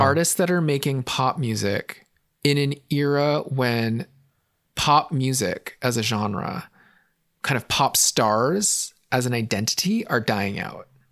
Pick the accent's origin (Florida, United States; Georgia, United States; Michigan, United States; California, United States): California, United States; San Francisco; Growing up in San Francisco, super progressive city